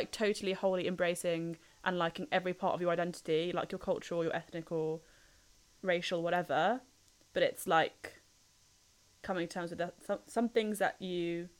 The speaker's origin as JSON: {"language": "English", "country": "United Kingdom", "said": "obviously not being white, being British."}